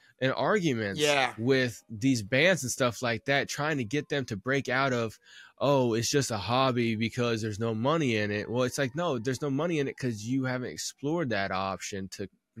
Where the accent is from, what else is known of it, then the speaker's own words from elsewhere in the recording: Midwest, United States; I'm like from the Midwest